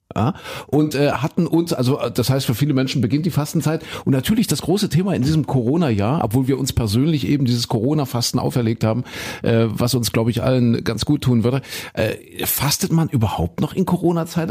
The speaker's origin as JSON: {"language": "German", "region": "East Germany", "country": "Germany", "tie": "born or raised there", "said": "ich bin ja ein Kind der DDR"}